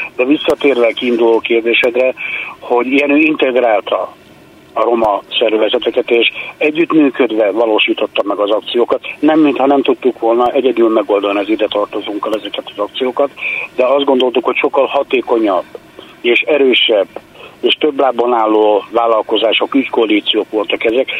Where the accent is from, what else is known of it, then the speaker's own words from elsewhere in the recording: Hungary; itthon vagyunk Magyarországon, mi is a nemzet részei vagyunk, 600 éve itt vagyunk